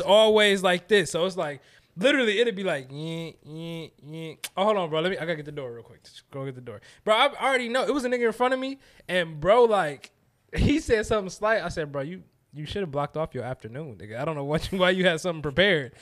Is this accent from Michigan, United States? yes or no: yes; Detroit, Michigan, United States; I'm from Detroit